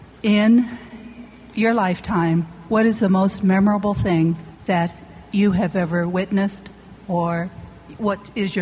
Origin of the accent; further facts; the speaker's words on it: Kent, Washington, United States; from Kent, Washington.